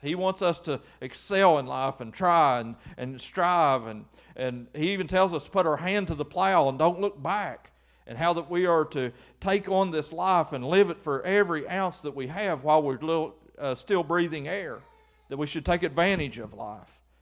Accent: Lewis County, Kentucky, United States; I'm just from Lewis County, and Lewis County's never had anything.

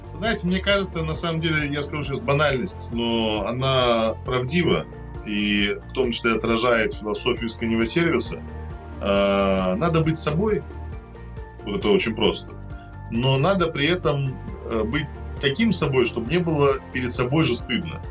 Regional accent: Minsk, Belarus; moved away as an adult; also born or lived in Moscow, Russia; now in Russia; Я вырос в Минск, а Минск очень чистый город.

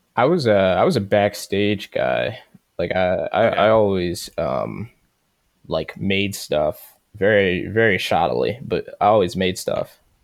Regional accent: Baltimore, Maryland, United States; I'm from Baltimore

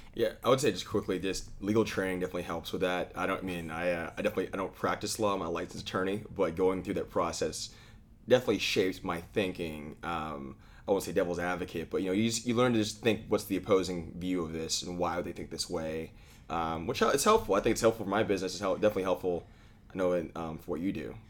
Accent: Austin, Texas, United States; I grew up in Austin

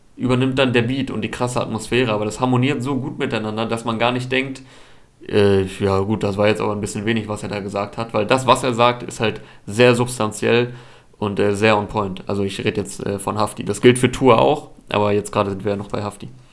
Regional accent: Osnabrück, Lower Saxony, Germany; moved away as an adult; also born or lived in Cologne; jetzt übergangsweise kurz in Osnabrück in meiner alten Heimatstadt

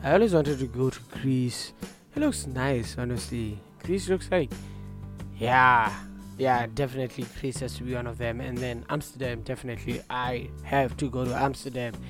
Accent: Botswana; now in Norwich, United Kingdom; I'm from Botswana

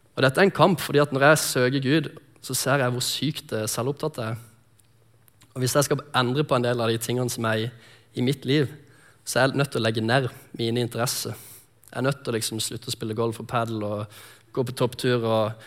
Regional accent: Lindesnes, Agder, Norway; moved away; also born or lived in Sotra; jeg kommer fra Lindesnes, som er nede på Sørlandet

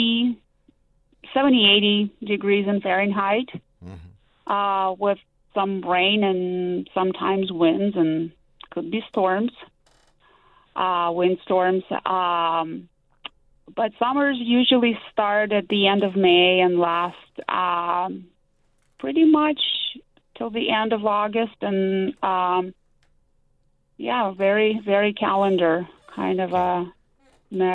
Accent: Izhevsk, Udmurtia, Russia; moved away as an adult; now in United States; I grew up in Russia and came as an adult to the United States.

